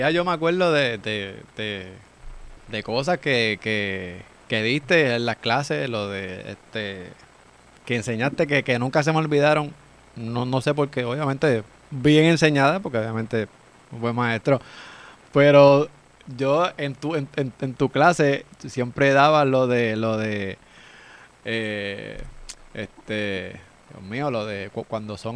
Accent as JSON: {"language": "Spanish", "town": "Aguas Buenas", "country": "Puerto Rico", "said": "acá en mi pueblo de Aguas Buenas."}